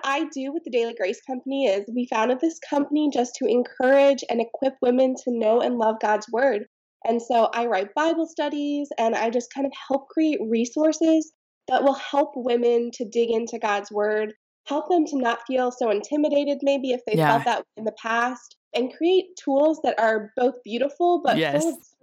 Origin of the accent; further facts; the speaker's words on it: Pennsylvania, United States; also born or lived in Texas; I grew up in Pennsylvania, and then I moved away for college